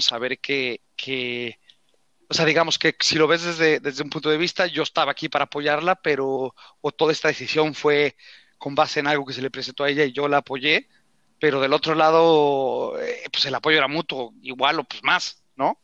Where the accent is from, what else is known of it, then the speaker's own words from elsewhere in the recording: Mexico; moved away; como mexicano, como hispanohablante